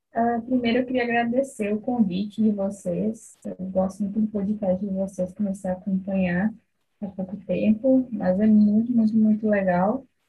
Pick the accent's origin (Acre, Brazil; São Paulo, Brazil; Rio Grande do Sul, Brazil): Rio Grande do Sul, Brazil; interior of; Eu sou do interior do Rio Grande do Sul